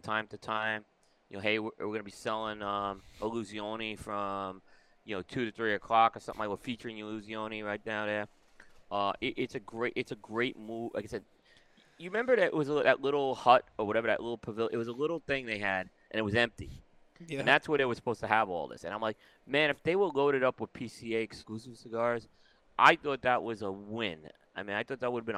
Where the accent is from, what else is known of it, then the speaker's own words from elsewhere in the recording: New York City, New York, United States; now in Indian Trail, United States; growing up in Brooklyn, we didn't exactly have, the little pool was a little plastic pool you went out.